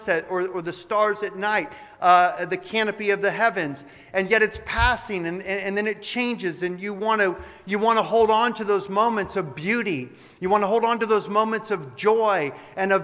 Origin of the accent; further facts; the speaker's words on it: Arroyo Grande, California, United States; also born or lived in Orange County, California; I went to St. Patrick's School in Arroyo Grande for 8 years, and kindergarten before that in Orange County at a Catholic kindergarten